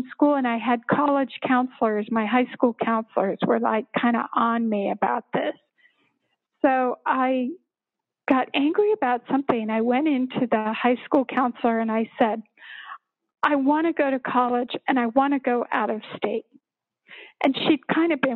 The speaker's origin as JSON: {"language": "English", "town": "Littleton", "region": "Colorado", "country": "United States", "tie": "born or raised there", "said": "I grew up in Littleton, actually."}